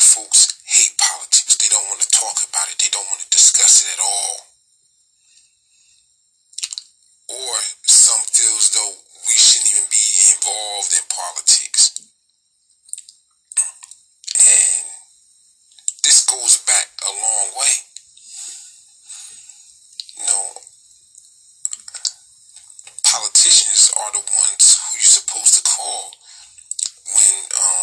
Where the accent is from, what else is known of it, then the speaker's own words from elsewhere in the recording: United States; I'm Black American first.